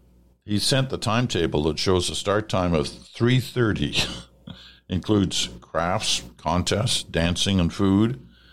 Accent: Ontario, Canada; now in Ellicottville, United States; I'm a Canadian citizen, born and raised in southern Ontario. I've been in the U.S. for over 20 years now, and I've lived for most of the time in more southern states where we didn't have four distinct seasons.

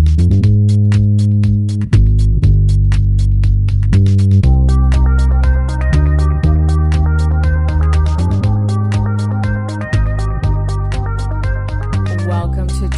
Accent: Maine, United States; in my home state of Maine

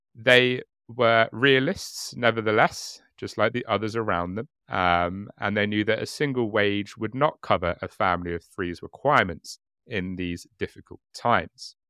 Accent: United Kingdom; being British

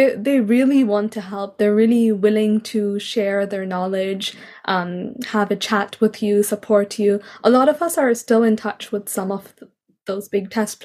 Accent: Hong Kong; It's my home country.

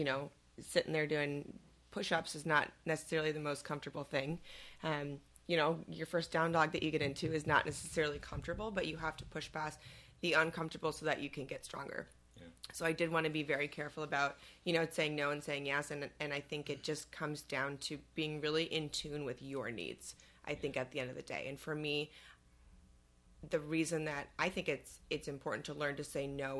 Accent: Elgin, Illinois, United States; I grew up in Elgin

